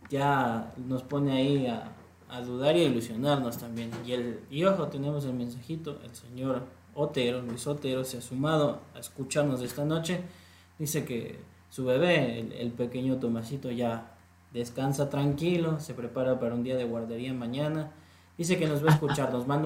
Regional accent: Ecuador; creo que demostró lo que para nosotros como selección ecuatoriana de fútbol nos falta ante Senegal

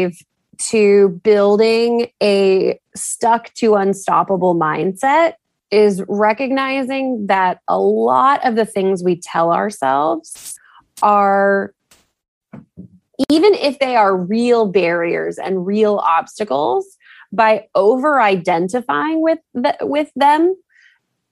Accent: Texas, United States; moved away as an adult; also born or lived in New England; I moved back to Texas probably 7 years ago

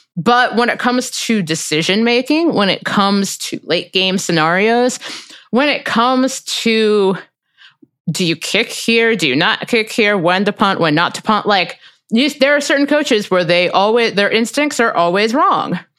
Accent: Cincinnati, Ohio, United States; I'm from Cincinnati

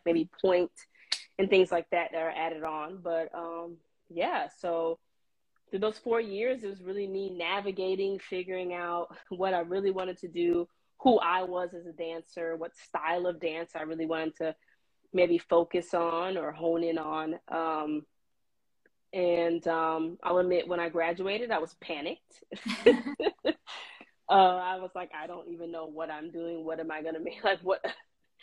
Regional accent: Florida, United States; moved away as an adult; I'm from Florida originally, so moving to another state was also a thing

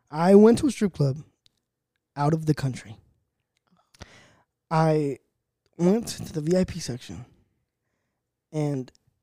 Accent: Southridge, California, United States; I grew up in Southridge

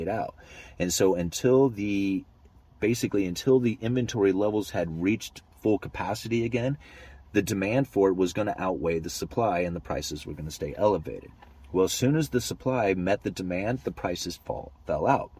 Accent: Pacific Northwest, United States; I am from the Pacific Northwest

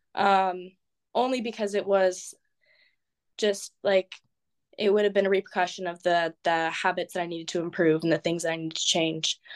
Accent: California, United States; moved away as an adult; now in Amsterdam, Netherlands; I'm from California, and I'm going to school in Amsterdam

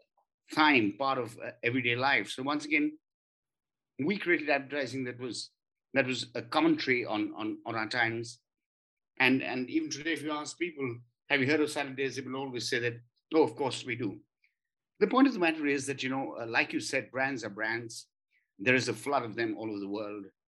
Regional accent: Kolkata, West Bengal, India; I'm from Calcutta as well, born and brought up there

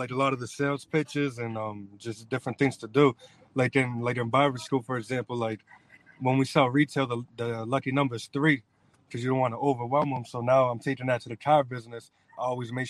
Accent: New Bedford, Massachusetts, United States; I'm born and raised in New Bedford, but now I go to school in Fall River. I'm moving to Taunton

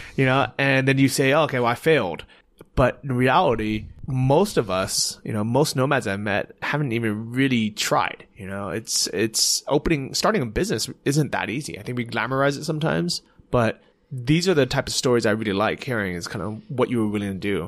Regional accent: United States; as an American

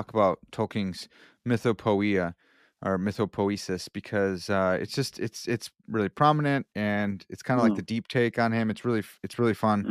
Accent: Chicago, Illinois, United States; accent: Chicago; I have a Chicago accent

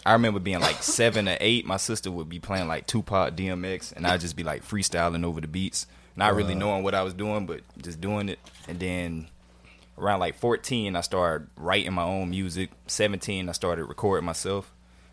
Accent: Jacksonville, Florida, United States; I'm born and raised Jacksonville, north side, Reebok

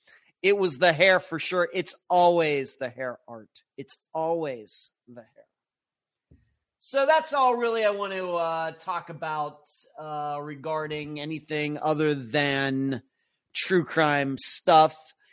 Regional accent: Nelson, New Zealand; as I measured 8,150 miles away, I am from Nelson, New Zealand.

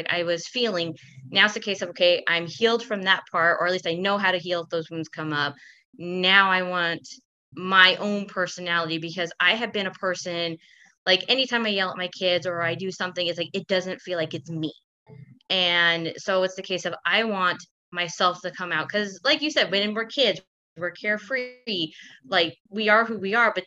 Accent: Kansas City, United States

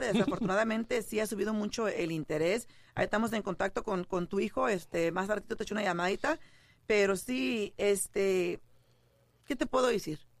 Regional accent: San Jose, California, United States; moved away; yo soy de allá de San José, California, y por lo general allá, yo, eh, te mencionaba a ti que en una casa pequeña vivían tres, o cuatro familias

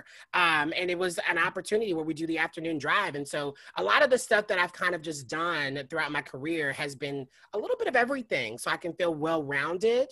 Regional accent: Nashville, Tennessee, United States; moved away as an adult; also born or lived in New York; now in Los Angeles, United States; I'm originally from Nashville, Tennessee. I've been in Los Angeles for going on 6 years now

